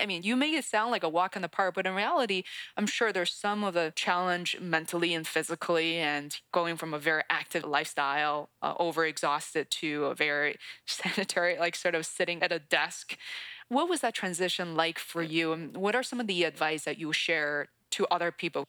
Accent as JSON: {"language": "English", "region": "Beijing", "country": "China", "tie": "born or raised there", "moved": "yes", "lives_now": "United States", "said": "I grew up in Beijing, China. I'd spent about half of my life. It's so funny, half of my life split between China and the US"}